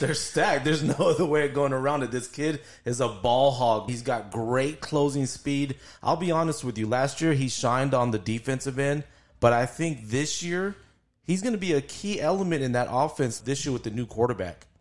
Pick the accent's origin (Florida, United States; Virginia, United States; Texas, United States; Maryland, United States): Texas, United States; El Paso; born and raised in El Paso, grew up here